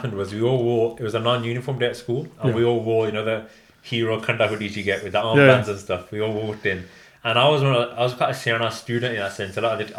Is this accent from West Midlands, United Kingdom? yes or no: yes; Birmingham, West Midlands, United Kingdom; I'm from Birmingham. I'm currently 26.